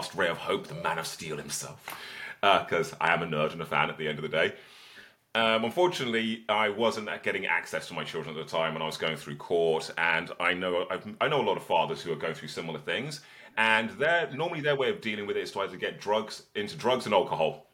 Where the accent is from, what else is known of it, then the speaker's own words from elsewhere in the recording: Birmingham, West Midlands, United Kingdom; I was born in Birmingham in the 1980s. I was homeschooled and had a childhood of protests